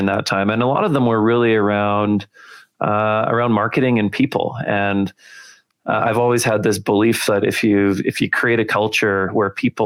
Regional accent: Winnipeg, Manitoba, Canada; moved away as an adult; now in Calgary, Canada; I grew up in Winnipeg. So I was a prairie guy pretty much my whole life. And today I live in Calgary

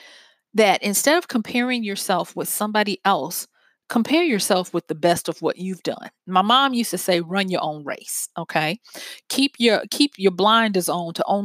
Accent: Louisiana, United States; it's from my home state. And it's in takes place in the city where I went to college

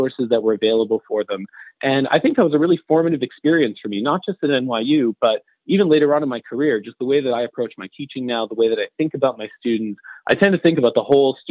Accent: Montreal, Quebec, Canada; moved away as an adult; also born or lived in New York; I come from Montreal.

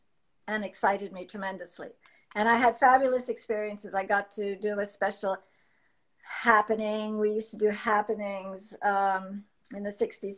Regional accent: Paris, Île-de-France, France; also born or lived in Washington, D.C., United States; now in United States; I grew up mostly in Europe and also in Washington, D.C. But I think my formative years was my adolescence in Paris and in the countryside around Paris

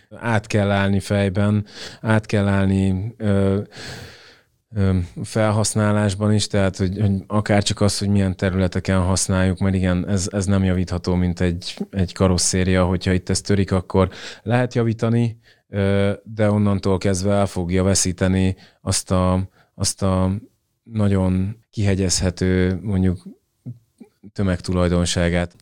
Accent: Hungary; moved away as an adult; also born or lived in England; kétezer-tizennyolc óta akkor költöztünk haza Angliából

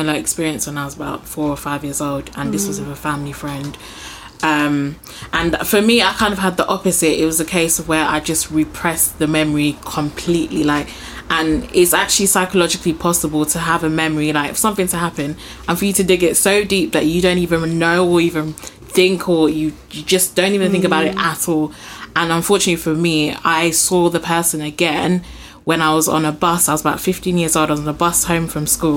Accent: Nigeria; I'm Nigerian too

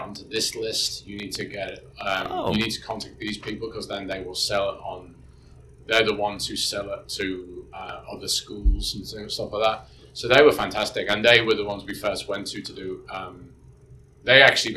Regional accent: Birkenhead, North West England, United Kingdom; now in New Zealand; I grew up in Birkenhead in the UK. It's over the water from Liverpool, from the Mersey.

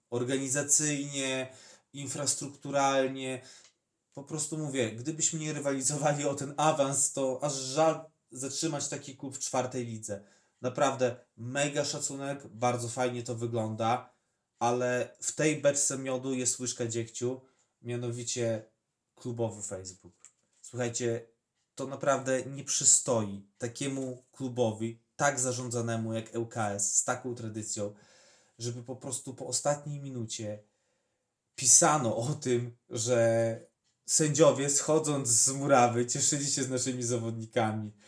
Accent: Podlaskie Voivodeship, Poland; u nas na Podlasiu

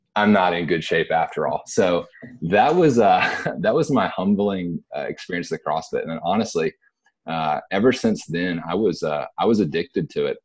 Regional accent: Dothan, Alabama, United States; moved away as an adult; also born or lived in Virginia / Decatur; now in Birmingham, United States; from the South, born in Virginia, moved down south through Decatur, through Dothan, and I would probably say Dothan's the hometown

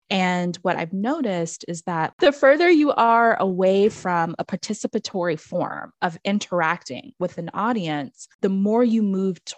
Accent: Banyumas, Central Java, Indonesia; not only because I'm from Banyumas, am I interested in Lengger. You know, we had to do dance lessons in elementary school, so we learned all the regional dances

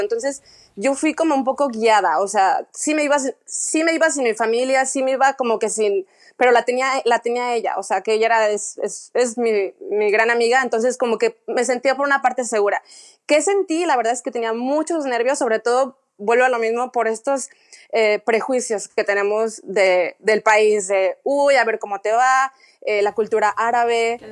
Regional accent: Guadalajara, Jalisco, Mexico; moved away as an adult; now in Dubai, United Arab Emirates; yo soy de Guadalajara

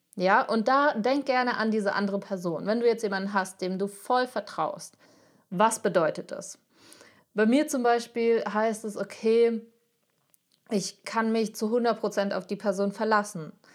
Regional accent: Frankfurt, Hesse, Germany; Ich komme aus Frankfurt

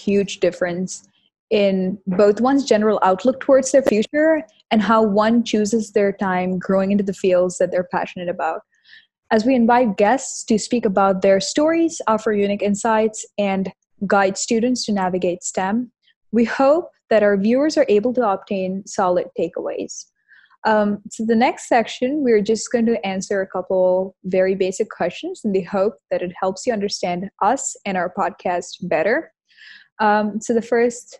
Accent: Kanpur, Uttar Pradesh, India; I'm from Kanpur in India

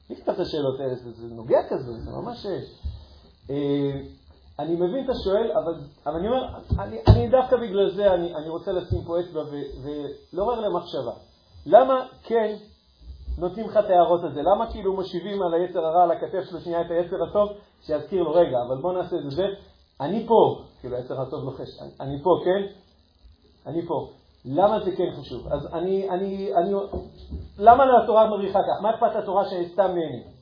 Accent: Ashkelon, Southern District, Israel; אני גדלתי באשקלון

